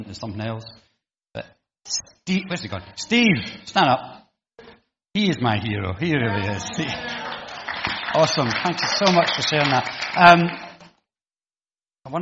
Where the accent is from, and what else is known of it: United Kingdom